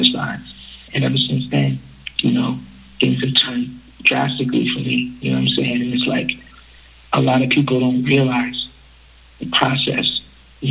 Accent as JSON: {"language": "English", "town": "Buffalo", "region": "New York", "country": "United States", "tie": "born or raised there", "moved": "yes", "lives_now": "Canada", "said": "my dad is from Buffalo, New York, so I grew up in Buffalo, New York"}